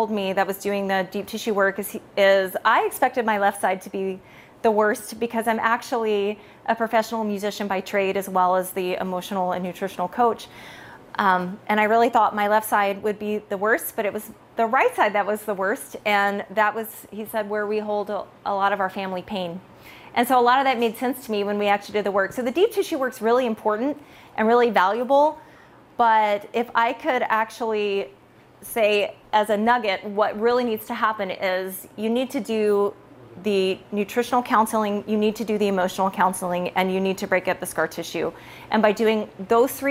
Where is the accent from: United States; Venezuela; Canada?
United States; California; I am from California.